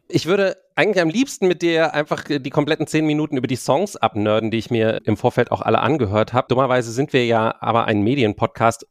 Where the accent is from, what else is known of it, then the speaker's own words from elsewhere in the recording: Berlin, Germany; mir ist als Berliner aufgefallen